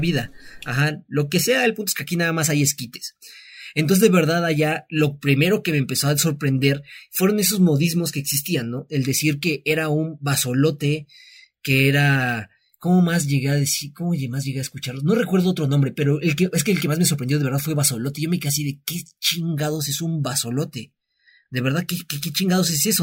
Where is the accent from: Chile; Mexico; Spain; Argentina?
Mexico; moved away as an adult; now in Mexico City, Mexico; nosotros pues somos de aquí, no somos de la Ciudad de México